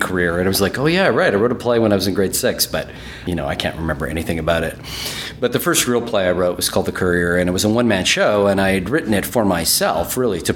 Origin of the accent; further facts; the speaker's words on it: Winnipeg, Manitoba, Canada; first language German; English is a second language; moved away as an adult; also born or lived in Toronto / Edmonton; I'm from Winnipeg, but when I moved to Toronto, and I was living in Toronto for a while